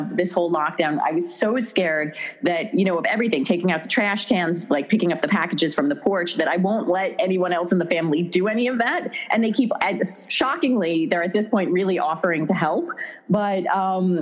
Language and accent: English; Long Island, New York, United States; moved away as an adult; now in Westchester, United States; Growing up on Long Island